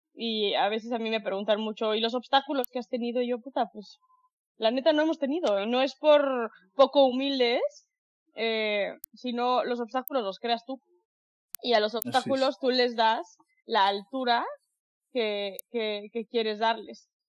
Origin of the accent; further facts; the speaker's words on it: Mexico; me encantó que fuera en, en, en, en, en mi país